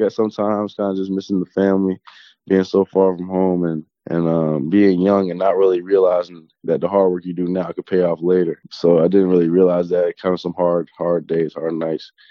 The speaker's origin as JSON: {"language": "English", "area": "small town outside Toronto", "region": "Ontario", "country": "Canada", "tie": "born or raised there", "said": "I grew up in like a small, small town, probably 30, 40 minutes outside Toronto"}